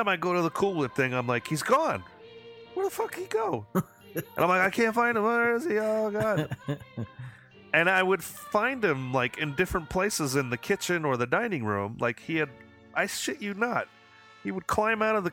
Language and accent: English; Hudson Valley, New York, United States; I grew up in Hudson Valley, New York area.